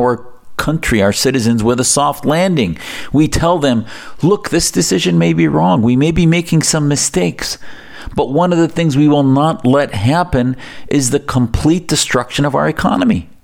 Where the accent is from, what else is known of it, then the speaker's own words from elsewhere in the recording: United States; as an American who sees my country